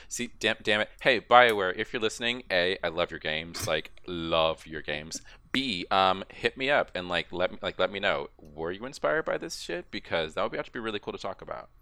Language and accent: English; Texas, United States; I'm a Texan